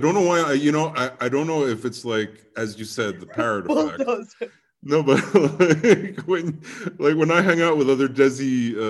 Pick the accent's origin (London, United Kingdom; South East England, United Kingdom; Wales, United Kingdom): London, United Kingdom; I grew up in London for 30 years straight. Went to an English school